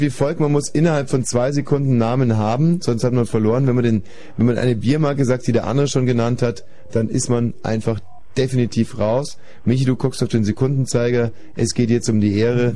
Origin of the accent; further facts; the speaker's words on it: Landsberg am Lech district, Bavaria, Germany; ich bin im Landkreis Landsberg am Lech aufgewachsen